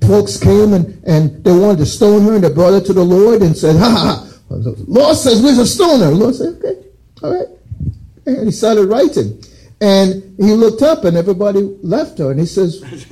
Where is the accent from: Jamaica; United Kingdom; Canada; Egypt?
Jamaica; also born or lived in United States; I grew up in Jamaica